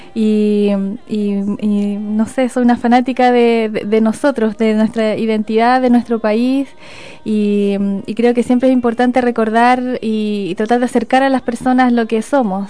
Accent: Chile; si hablamos como chilenos

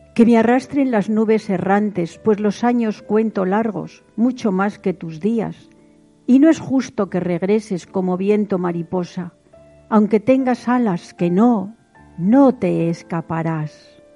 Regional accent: Vitoria-Gasteiz, Basque Country, Spain; Nací en Vitoria Gasteiz

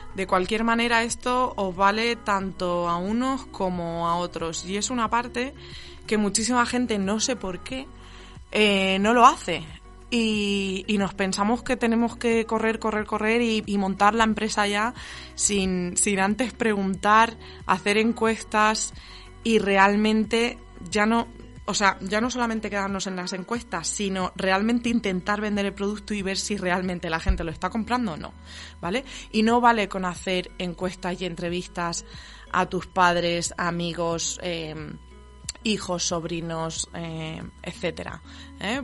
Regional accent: Spain; no soy de San Sebastián, soy de, por ahí del sur. Eh, entre Murcia y Castilla-La Mancha.

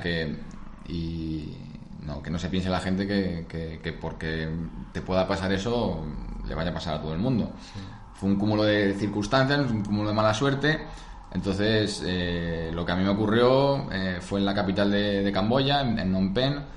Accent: Madrid, Community of Madrid, Spain; also born or lived in Rome, Italy / England; yo que soy de Madrid

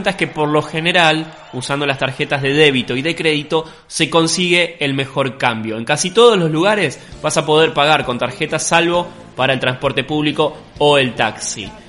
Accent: Argentina

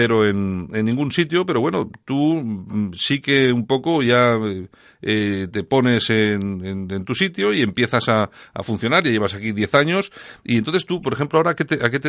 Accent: Cameroon; moved away as an adult; now in Spain; Así es, soy camerunés.

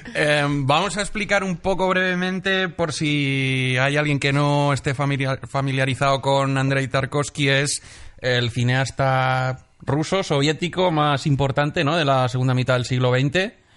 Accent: Benidorm, Valencian Community, Spain; moved away; el Festival de Cine de mi pueblo

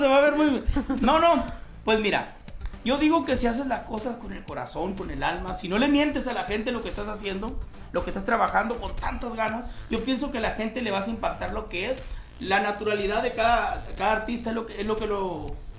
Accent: Hermosillo, Sonora, Mexico; yo soy de Hermosillo, Sonora, México

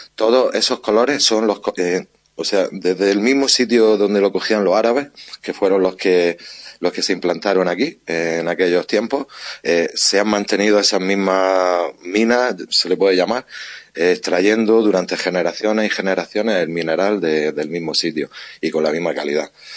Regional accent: Níjar, Andalusia, Spain; soy de Níjar, trabajo en la cerámica desde que nací prácticamente

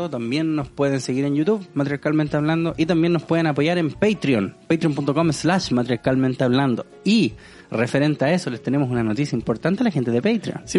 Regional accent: Chile; also born or lived in United States / Canada; Yo cuando chico vivía acá en Chile, después me fui para Estados Unidos, después volví, después me fui para Canadá, después mm. volví.

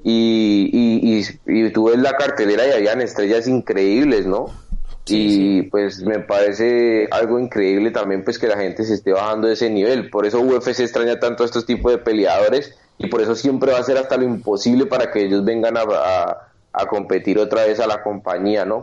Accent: Cali, Valle del Cauca, Colombia; en Colombia, en mi país y en mi ciudad, Cali

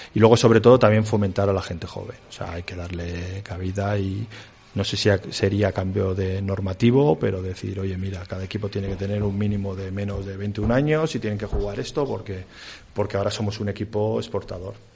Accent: Villava, Navarre, Spain; now in Valladolid, Spain; yo soy navarro de, de Villaba

